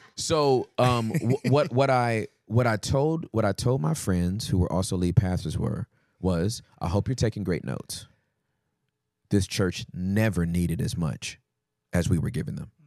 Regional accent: United States; we're American

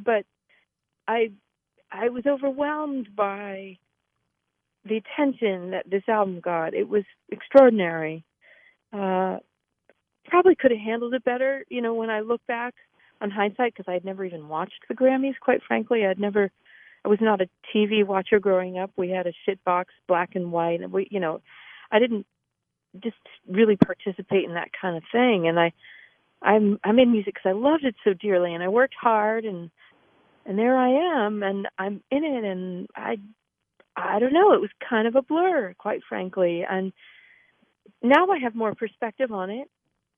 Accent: Massachusetts, United States; moved away as an adult; also born or lived in San Francisco / New York City; I grew up in Massachusetts, and that's where I'm calling you from now

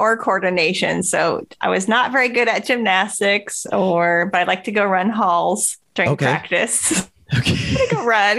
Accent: Wyoming, United States; moved away as an adult; now in Edmond, United States; I'm originally from Wyoming, but I've been here like half my life now, I guess. I came to OU and just kind of stayed around.

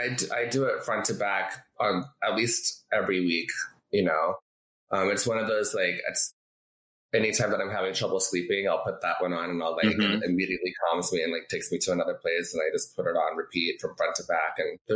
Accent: Orlando, Florida, United States; born there; also born or lived in Colorado / Arizona; I mean, I was born in Orlando, Florida, and then we moved to Colorado

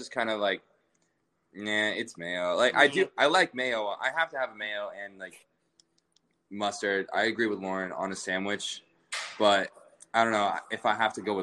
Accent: Bellevue, Washington, United States; Bellevue, Washington. That's where I grew up. It's a city outside of Seattle. But yeah, it's just my hometown

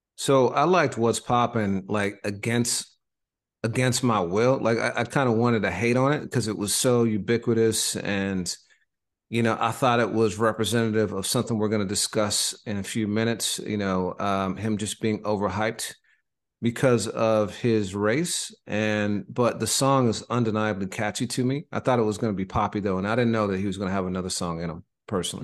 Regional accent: Indiana, United States; moved away; also born or lived in Boston; my home state

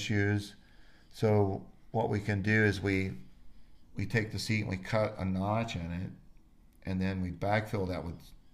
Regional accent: Florida, United States; now in Idaho, United States; I grew up in Florida and I've always been homesick

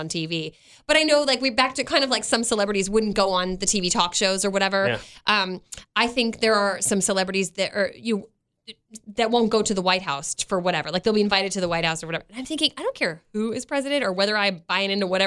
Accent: Baltimore, Maryland, United States; I grew up in Baltimore or near Baltimore

